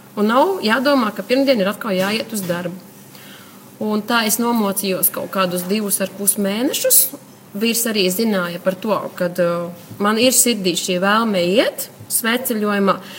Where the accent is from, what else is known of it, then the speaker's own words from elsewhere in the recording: Gulbene, Gulbene Municipality, Latvia; also born or lived in Litene; esmu no Gulbenes. Es esmu dzimusi Litanē, bet tagad dzīvoju Gulbenē.